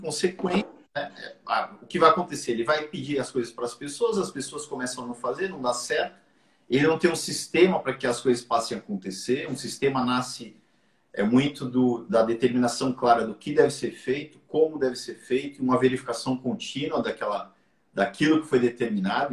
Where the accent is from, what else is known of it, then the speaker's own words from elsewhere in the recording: Santos, São Paulo, Brazil; now in Portugal; o Jabaquara é um time que todo mundo torce lá na minha região, em Santos